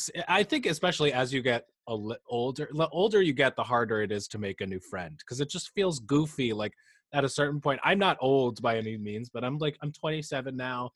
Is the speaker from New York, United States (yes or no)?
yes; New York, United States; also born or lived in Boston; I was born in Boston, and then we moved down to New York when I was like 2. So technically I'm from Boston, but I don't really, I'm from here a lot more than I'm from Boston. I have like 0 memories of living there.